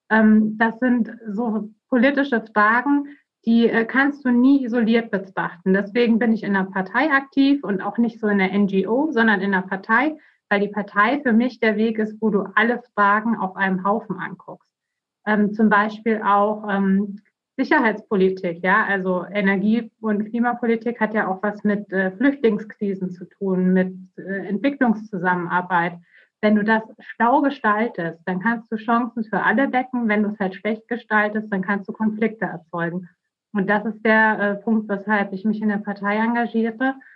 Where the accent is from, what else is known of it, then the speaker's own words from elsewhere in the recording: Bavaria, Germany; Ich bin 37 Jahre alt. Ich bin in Bayern aufgewachsen, bin, äh, habe dann dort auch studiert nach dem Abitur an der Uni Augsburg.